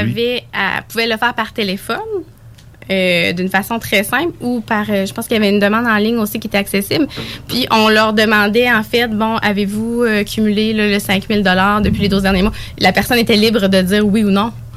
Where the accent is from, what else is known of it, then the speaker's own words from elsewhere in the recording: Bellechasse, Quebec, Canada; accent: Bellechasse; je suis originaire de Bellechasse.